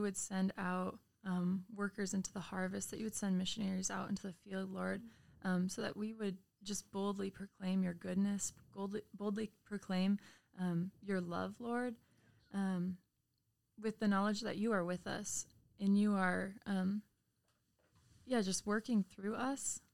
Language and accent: English; Chicago, Illinois, United States; moved away; … and I are actually both from the suburbs of Chicago